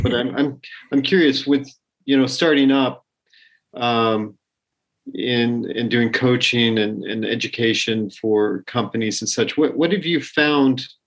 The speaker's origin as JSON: {"language": "English", "region": "Colorado", "country": "United States", "tie": "born or raised there", "said": "I grew up in Colorado"}